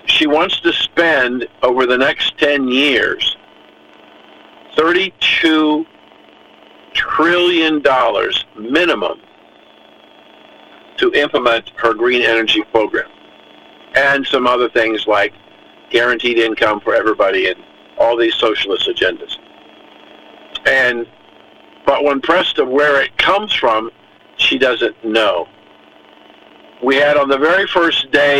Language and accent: English; Columbus, Ohio, United States; moved away; also born or lived in New Jersey; I'm born and raised in Columbus, Ohio